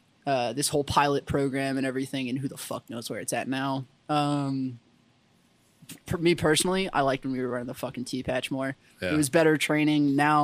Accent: San Antonio, Texas, United States; And I'm like, no, I'm in from San Antonio.

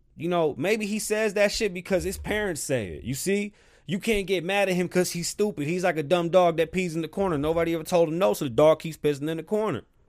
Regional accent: New York City, New York, United States; moved away; I'm from the South Bronx.

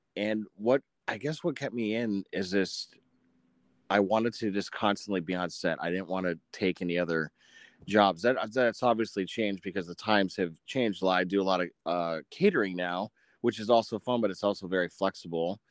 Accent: Menasha, Wisconsin, United States; moved away; also born or lived in Orlando, Florida; I was born and raised in Menasha, Wisconsin

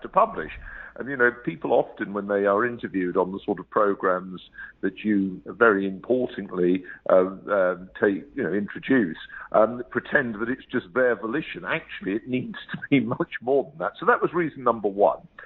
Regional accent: London, United Kingdom; moved away as an adult; I was born in London. I grew up there

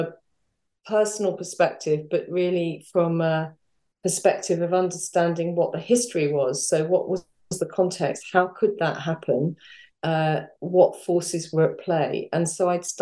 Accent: London, United Kingdom; I grew up in North London.

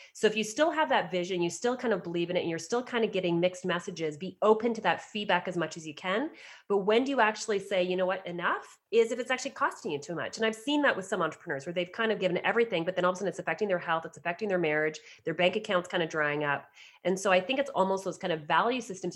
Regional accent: outside of Toronto, Ontario, Canada; I was asked by a local doctor in my hometown outside of Toronto to start up a counseling practice within his medical center

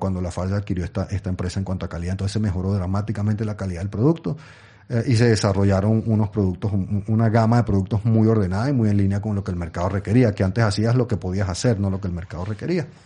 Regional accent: Venezuela; also born or lived in England; yo, yo, nací en Inglaterra, pero mis padres eran venezolanos, yo soy venezolano en realidad.

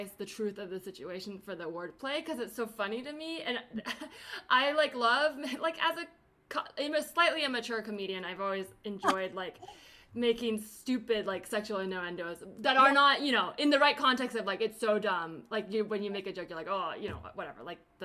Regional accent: the Bay Area, California, United States; I grew up in the Bay and have a lot of that sort of Bay Area like do everything mentality

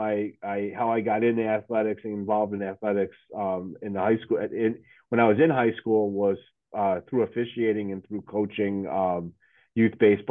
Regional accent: Lake Zurich, Illinois, United States; also born or lived in Chicago; I grew up in Lake Zurich, which is a northwest suburb of Chicago. So I actually was born in the city, and then my family moved out to the suburbs when I was, very, very young

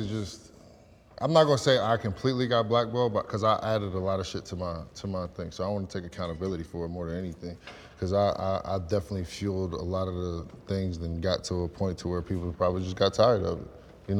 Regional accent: New Jersey, United States; A lifestyle, Jersey.

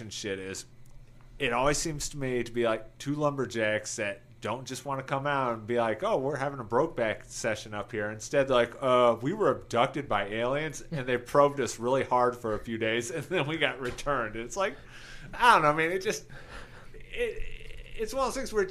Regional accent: Rochester, New York, United States; moved away; I am from Rochester, New York, which is right by Buffalo originally

